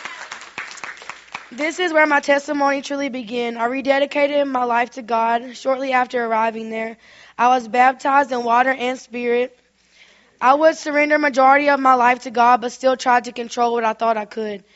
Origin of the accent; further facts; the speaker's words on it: Minden, Louisiana, United States; I'm from Minden, Louisiana. I grew up in what I would consider a wonderful home.